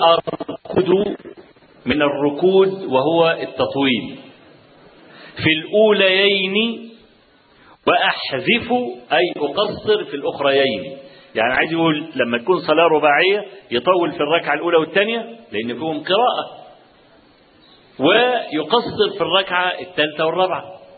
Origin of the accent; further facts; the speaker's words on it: Kafr El Sheikh Governorate, Egypt; عندنا في كفر الشيخ